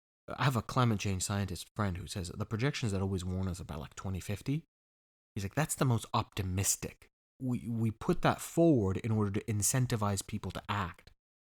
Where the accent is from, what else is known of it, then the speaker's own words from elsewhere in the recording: California, United States; I grew up in California, and in my lifetime, in my childhood, there was only one major fire.